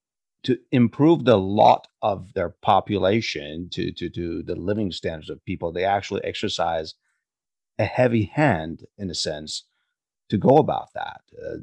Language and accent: English; United States; as an American